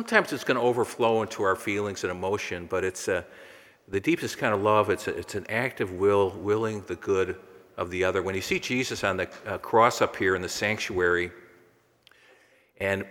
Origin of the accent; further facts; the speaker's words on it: McHenry, Illinois, United States; I grew up in McHenry